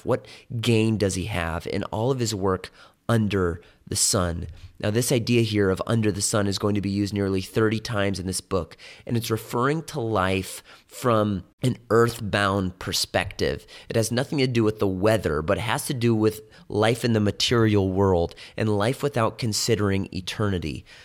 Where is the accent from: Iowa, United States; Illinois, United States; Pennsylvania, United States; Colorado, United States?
Illinois, United States; Chicago; When I was growing up in Chicago